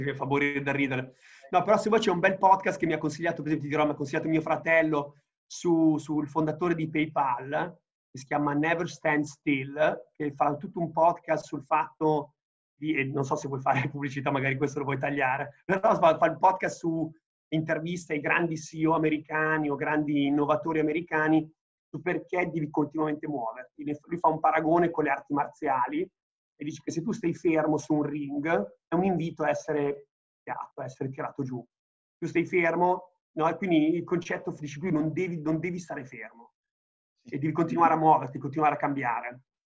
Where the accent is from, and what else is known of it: Italy